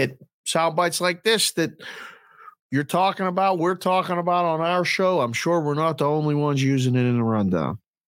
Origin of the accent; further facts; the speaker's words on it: Pittsburgh, Pennsylvania, United States; growing up in Pittsburgh, every field we went to was different.